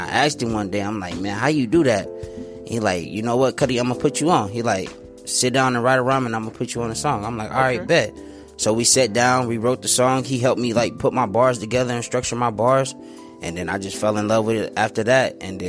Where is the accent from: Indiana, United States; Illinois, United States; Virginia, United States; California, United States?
California, United States; San Bernardino; moved away as an adult; now in Phoenix, United States; I'm originally from San Bernardino.